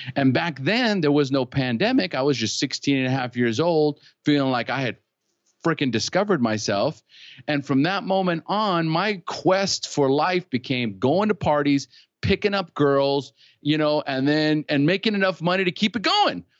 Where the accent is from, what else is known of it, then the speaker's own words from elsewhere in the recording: California, United States; moved away as an adult; now in Costa Rica; I was born in California. So I'm originally from, from the United States. I live in Costa Rica now, but, and I've been here for twenty years